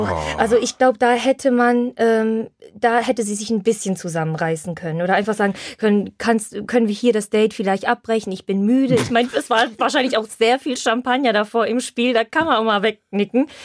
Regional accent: Silesian Voivodeship, Poland; Deshalb darf ich das sagen. Bei uns in Schlesien, äh, wenn jetzt kein Corona ist und es, es ist Frühling, kommen die Männer immer in so einem Polo-T-Shirt

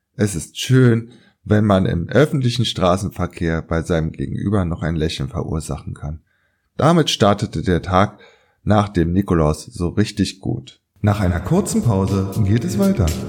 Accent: Berlin, Germany; also born or lived in Köpenick, Berlin; Ich, als gebürtiger Weddinger

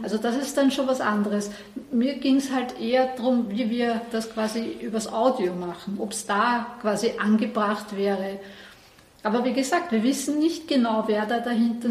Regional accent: Vienna, Austria; bei uns in Wien

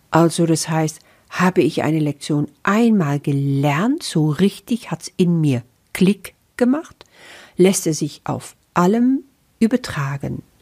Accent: Netherlands; German is a second language; now in Germany; Das ist nun mal so als Niederländerin. Ich bin schon so lange in Deutschland, aber du wirst dich daran gewöhnen, dass mein Deutsch einfach nicht perfekt ist.

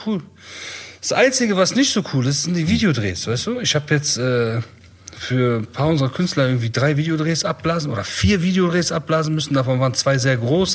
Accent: Bonn, North Rhine-Westphalia, Germany; also born or lived in Iran (Kurdish ancestry); wir sind ja viel mit Heroin-Leuten aufgewachsen, ne, in Bonn auch.

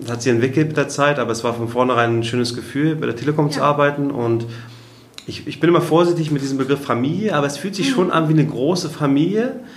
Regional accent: Kiel, Schleswig-Holstein, Germany; in Kiel, wo ich herkomme

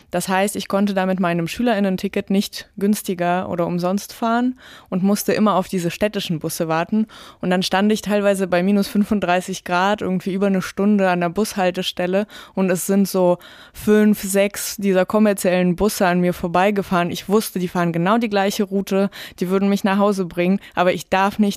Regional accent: Tyumen, Tyumen Oblast, Russia; Ich glaube, in Moskau ging es relativ schnell dann äh, voran mit dem Straßenausbau, aber in Tümen, wo ich aufgewachsen bin, war das wirklich lange ein Riesenproblem.

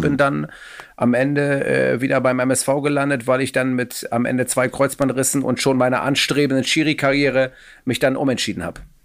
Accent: Hamburg, Germany; Ich komme aus Hamburg Müllmannsberg

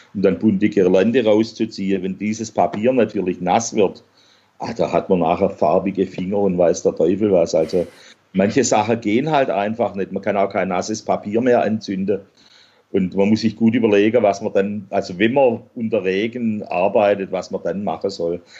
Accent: Swabia, Germany; als Schwabe

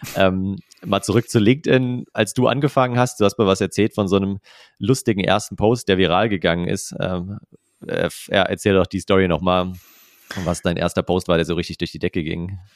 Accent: near Frankfurt, Hesse, Germany; ich komme ja auch aus Hessen eben, aus äh, Nähe von Frankfurt.

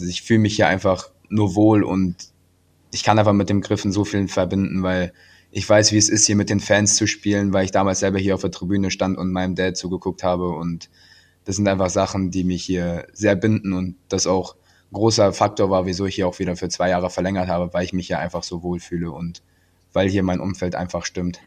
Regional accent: Krefeld, North Rhine-Westphalia, Germany; also born or lived in Salzburg / Iserlohn; Krefeld ist immer meine Heimat gewesen und auch wenn ich in Salzburg oder in Iserlohn war, immer Krefeld war in meinem Herzen

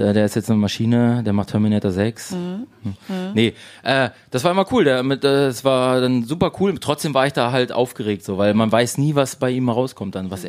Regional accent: Gifhorn, Lower Saxony, Germany; moved away as an adult; now in Berlin, Germany; Gifhorn, wo ich herkomme

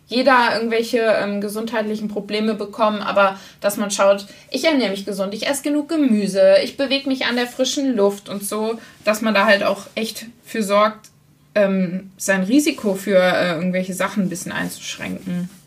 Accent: North Rhine-Westphalia, Germany; bei uns in NRW

